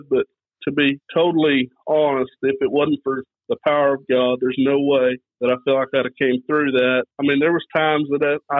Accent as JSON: {"language": "English", "town": "Kellyville", "region": "Oklahoma", "country": "United States", "tie": "born or raised there", "said": "I grew up in Kellyville, Oklahoma, going to church my whole life here at Kellyville"}